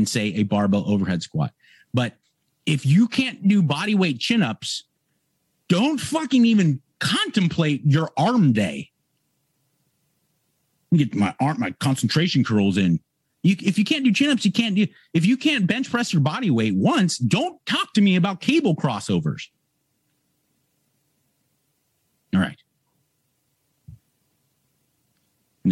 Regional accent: Los Angeles, California, United States; my hometown here, Venice, California

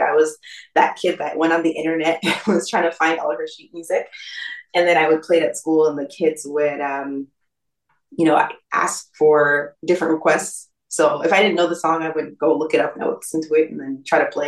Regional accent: east of Toronto, Ontario, Canada; my parents moved east of the city. So I actually spent most of my years east of the city and grew up, went to school there.

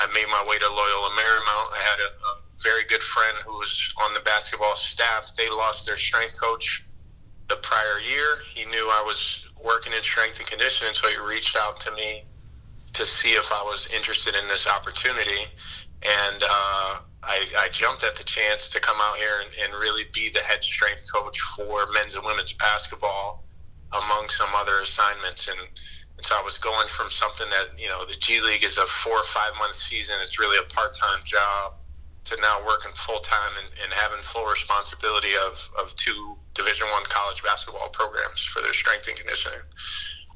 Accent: Springfield, Massachusetts, United States; moved away as an adult; also born or lived in San Francisco / Los Angeles; my hometown in Springfield, Massachusetts

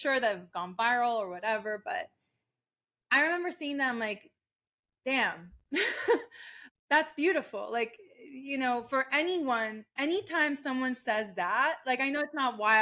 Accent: Florida, United States; also born or lived in Maracay, Venezuela; I grew up in Florida

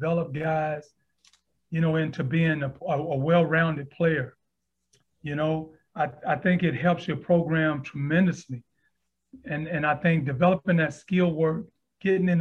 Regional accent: Houston, Texas, United States; also born or lived in Aiken, South Carolina; now in Atlanta, United States; I was born and raised in Houston, Texas, single mom

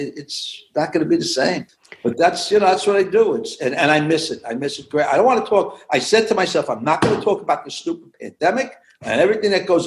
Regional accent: New York City, New York, United States; moved away as an adult; also born or lived in central New Jersey; we grew up in Brooklyn. We wanted to have a little more elbow room. We moved out in 1983 to central New Jersey

